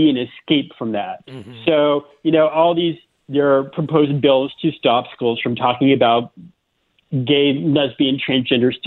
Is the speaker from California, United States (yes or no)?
no; Florida, United States; born or raised there; moved away as an adult; also born or lived in South Carolina